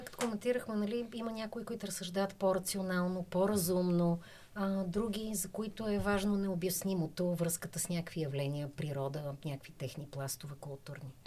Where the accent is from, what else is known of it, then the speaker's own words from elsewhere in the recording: Bulgaria; искам да съм доброто, което мога аз да надграждам като българин mm-hmm. и като българка.